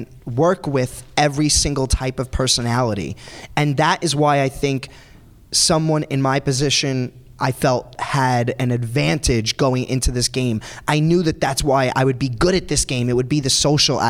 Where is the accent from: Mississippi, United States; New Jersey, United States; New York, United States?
New York, United States; New York City; I grew up on Staten Island where everyone is kind of like me. They all like just are tan. They have accents like me.